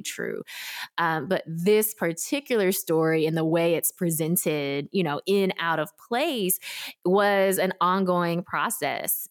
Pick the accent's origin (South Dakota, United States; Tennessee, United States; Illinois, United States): Tennessee, United States; Memphis; also born or lived in South Korea; I grew up in Memphis, Tennessee, without connection to any adoptee community